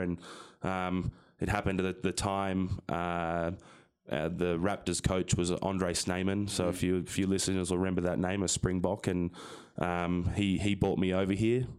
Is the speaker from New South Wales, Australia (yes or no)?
yes; Sydney, New South Wales, Australia; moved away as an adult; now in United States; I'm from Sydney, Australia, um, a town called Lane Cove, which is not, not far from downtown Sydney